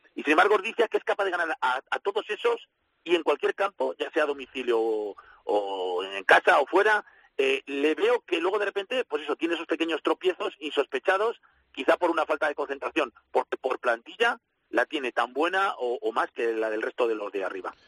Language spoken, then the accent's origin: Spanish; Valladolid, Castile and León, Spain; Como vallisoletano